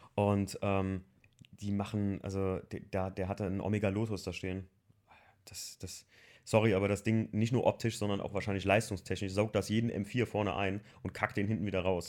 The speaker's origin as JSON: {"language": "German", "country": "Germany", "also_born_or_lived": "Andernach", "said": "für mich als Deutscher"}